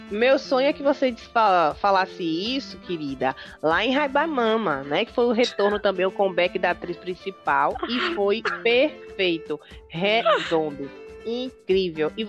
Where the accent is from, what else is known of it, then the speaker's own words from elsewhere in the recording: Salvador, Bahia, Brazil; as pessoas não sabem que eu sou baiana. Acho que só pelo sotaque mas eu sou da Bahia, sou de Salvador.